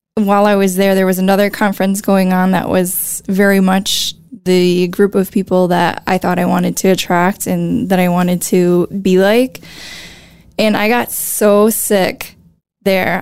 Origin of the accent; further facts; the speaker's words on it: La Crosse, Wisconsin, United States; I am from Lacrosse. I was born and raised in Lacrosse